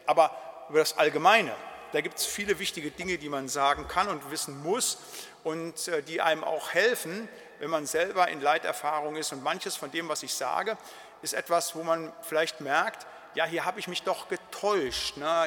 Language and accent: German; Siegerland, North Rhine-Westphalia, Germany; bei uns im Siegerland